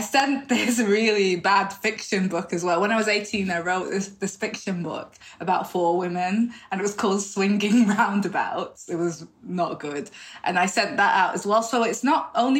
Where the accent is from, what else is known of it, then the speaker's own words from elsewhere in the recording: the north of England, United Kingdom; now in London, United Kingdom; I'm not from London, as you can hear, I'm from the north.